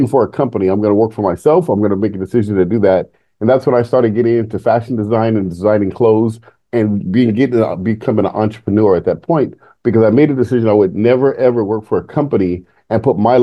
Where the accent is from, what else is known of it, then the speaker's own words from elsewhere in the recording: San Jose, California, United States; I grew up in San Jose, Bay Area, before it was Silicon Valley today